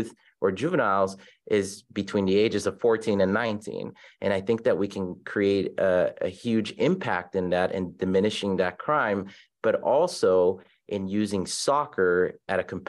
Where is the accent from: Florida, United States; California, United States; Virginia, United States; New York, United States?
California, United States; Los Angeles; moved away as an adult; now in Las Vegas, United States; I grew up in South Central Los Angeles